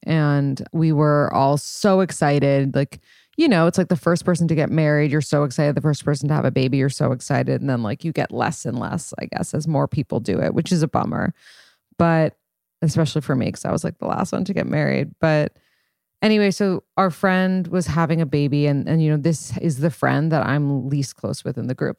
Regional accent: New York City, New York, United States; I'm from New York City and I moved back to New York City.

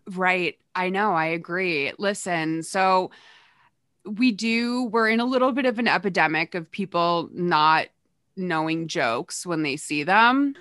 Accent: Massachusetts, United States; I grew up in Massachusetts, which is, like, its own kind of speech impediment

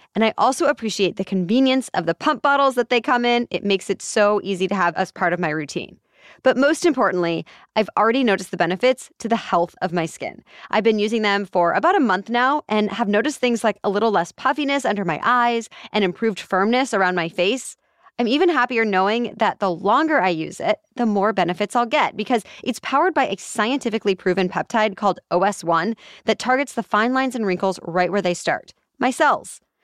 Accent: Kansas City, United States; my hometown team, the Kansas City Chiefs

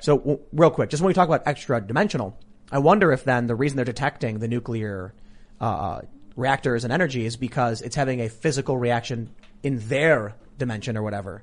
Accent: Chicago, Illinois, United States; I'm from Chicago

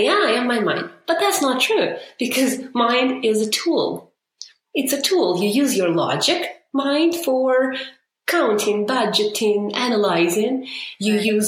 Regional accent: Ukraine; moved away as an adult; now in Canada; I grew up in Ukraine, moved to Canada 7 years ago

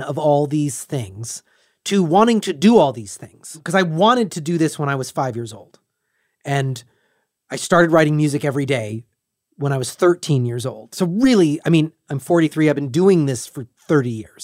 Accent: United States; as an American

